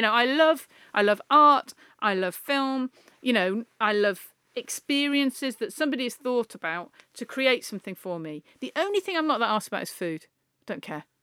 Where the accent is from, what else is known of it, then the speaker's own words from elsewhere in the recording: the Northwest, North West England, United Kingdom; we're both from the Northwest.